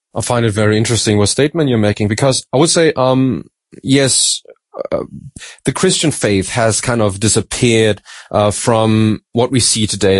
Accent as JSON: {"language": "English", "country": "Germany", "also_born_or_lived": "Australia", "said": "I'm from Germany, but uh, my mom's from Madagascar"}